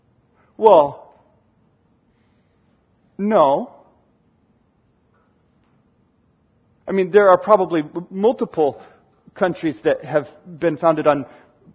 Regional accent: United States; As an American

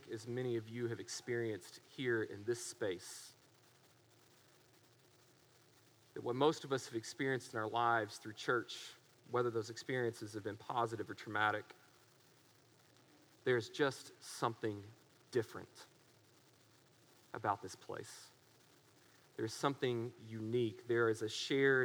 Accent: Waco, Texas, United States; we're from Waco

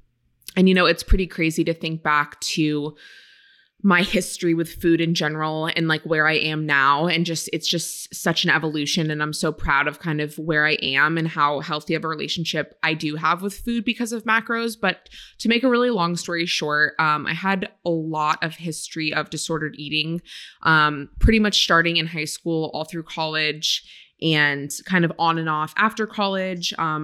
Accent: Maine, United States; now in California, United States; So I grew up in Maine. And it's just so funny now being in California and out west for all these years, everyone's reaction is like, I've never met anyone from Maine

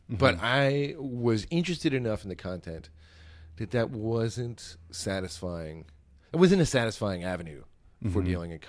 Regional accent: New Jersey, United States; and I'm from New Jersey.

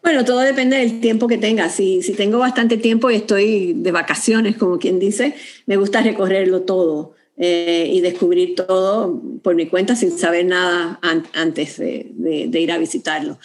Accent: Puerto Rico; moved away as an adult; now in Houston, United States; yo como puertorriqueña, es verdad que ya llevaba trabajando acá en Estados Unidos, pero como puertorriqueña ya he podido llegar a Houston

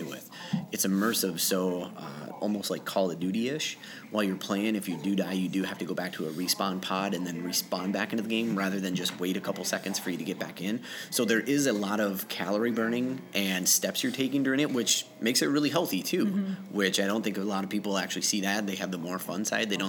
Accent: Faribault, Minnesota, United States; moved away as an adult; now in Rochester, United States; I'm from Faribault, Minnesota originally

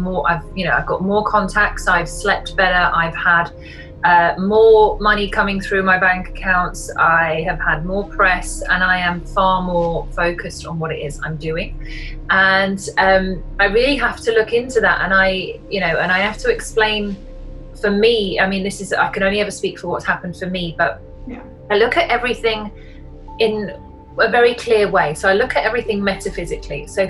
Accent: Yorkshire and the Humber, United Kingdom; I'm from Yorkshire in the north of England

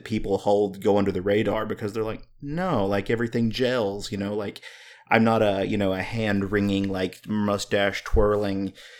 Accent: the South, United States; I'm growing up in the South. There's a lot of pockets, there's a lot of communities, a lot of subcultures where that type of stuff is the norm.

